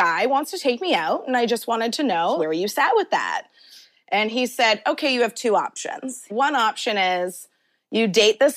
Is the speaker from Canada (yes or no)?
yes; Canada; I'm born and raised in Canada